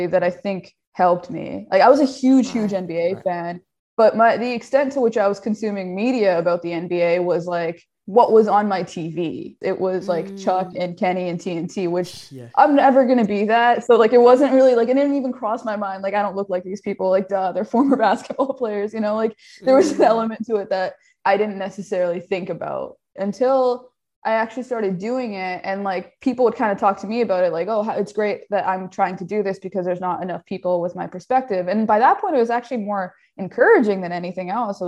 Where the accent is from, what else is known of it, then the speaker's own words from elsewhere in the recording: Edmonton, Alberta, Canada; growing up in Edmonton